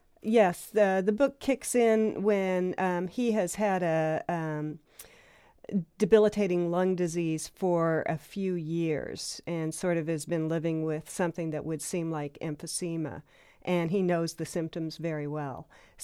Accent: New Mexico, United States; also born or lived in Durango, Colorado; I was born in Durango, Colorado, and grew up in northern New Mexico, actually on the Navajo Indian Reservation there.

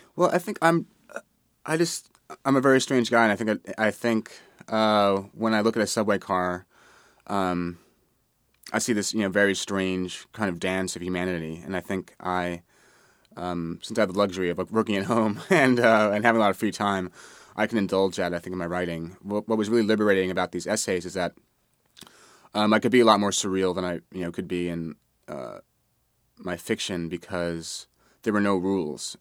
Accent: New York City, New York, United States; I grew up in Manhattan

